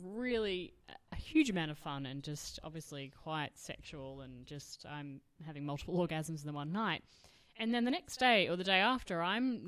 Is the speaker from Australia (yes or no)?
yes; Australia; We are from Australia.